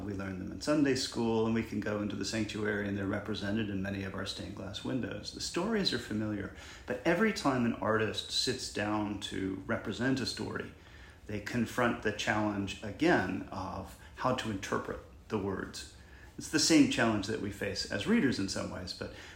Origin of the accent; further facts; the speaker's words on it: Macon, Georgia, United States; growing up in Macon, Georgia, was a member of the Episcopal Church right across the street from my house